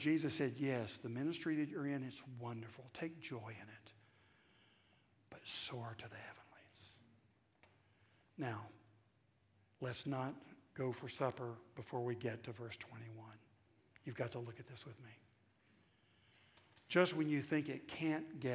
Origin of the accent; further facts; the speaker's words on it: the South, United States; accent: southern; my southern accent